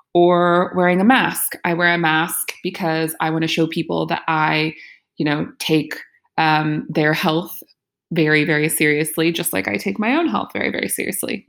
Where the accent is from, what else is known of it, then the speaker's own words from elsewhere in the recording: United States; the U S, my home country